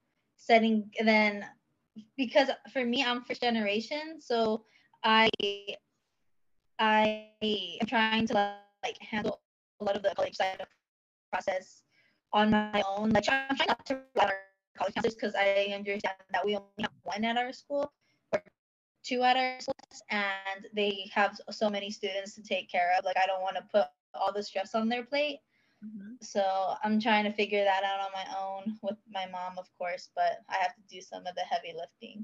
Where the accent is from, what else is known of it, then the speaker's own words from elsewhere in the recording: San Antonio, Texas, United States; I'm from San Antonio, Texas